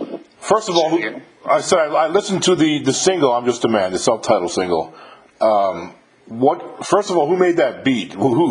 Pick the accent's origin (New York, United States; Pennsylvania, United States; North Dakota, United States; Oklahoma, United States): New York, United States; Westchester County; I'm from like 35 miles north of the Bronx in Westchester County.